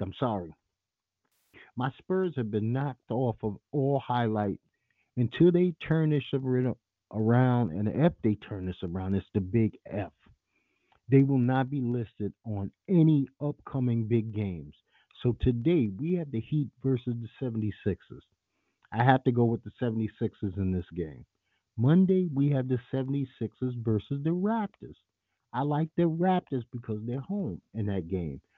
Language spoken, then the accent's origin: English; New York City, New York, United States; I grew up in the heart of the Giuliani administration in NYC I'm from Bed-Stuy, Brooklyn